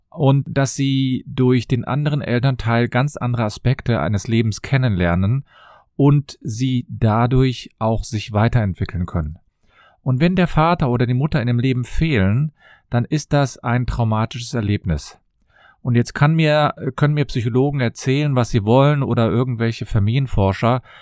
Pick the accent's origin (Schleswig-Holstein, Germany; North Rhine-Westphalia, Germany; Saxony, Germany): North Rhine-Westphalia, Germany; Cologne; ich komme aus Köln und ich freue mich, dass du wieder dabei bist.